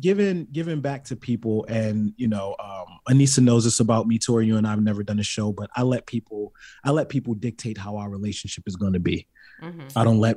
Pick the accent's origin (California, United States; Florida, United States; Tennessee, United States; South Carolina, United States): California, United States; also born or lived in Baltimore; A lot of people don't know I'm from Baltimore. So it's like, yeah, I was raised in California, but I'm still a killer bee.